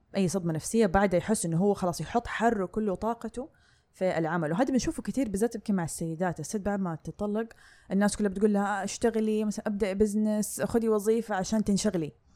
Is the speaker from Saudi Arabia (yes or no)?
yes; Saudi Arabia; عندنا في السعودية